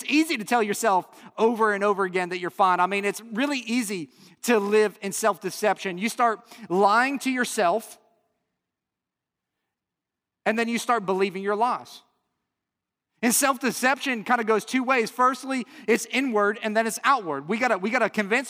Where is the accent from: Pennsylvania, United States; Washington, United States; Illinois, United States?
Illinois, United States; Chicago; I'm from the Chicago area